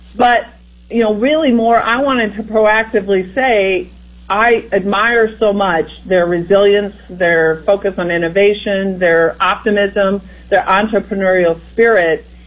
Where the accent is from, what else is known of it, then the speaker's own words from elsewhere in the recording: Iowa, United States; as someone who grew up in Iowa myself, you know, I'm from the Midwest and from the heartland